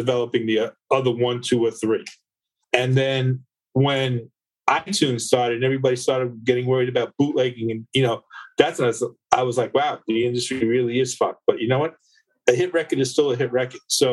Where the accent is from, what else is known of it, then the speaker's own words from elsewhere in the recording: Long Island, New York, United States; I grew up in Long Island